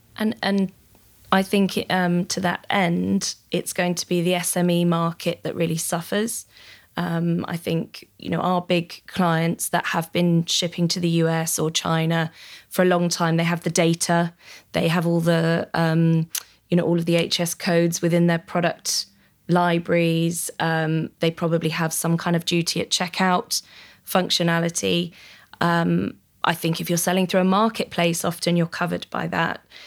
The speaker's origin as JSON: {"language": "English", "country": "United Kingdom", "said": "as a British citizen"}